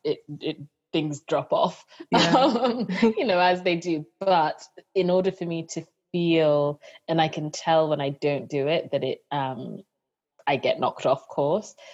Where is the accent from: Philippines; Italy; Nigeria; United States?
Nigeria; being a Nigerian